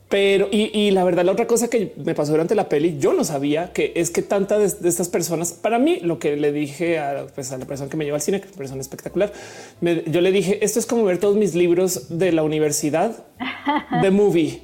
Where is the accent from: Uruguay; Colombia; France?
Colombia; now in Mexico; soy colombiana, vivo en México